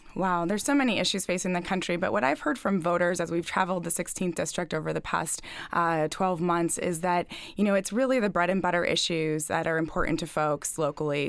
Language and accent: English; Lancaster County, Manheim Township, Pennsylvania, United States; I grew up in Lancaster County, went to Manheim Township High School